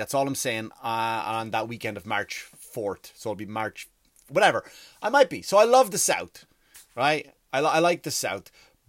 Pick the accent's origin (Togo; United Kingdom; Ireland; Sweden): Ireland; accent: Irish; now in United States; Sometimes I go back into American because I've lived here for 15 years and I go back to Irish and it's not, and even the Irish people call me, that's not a fucking Irish accent.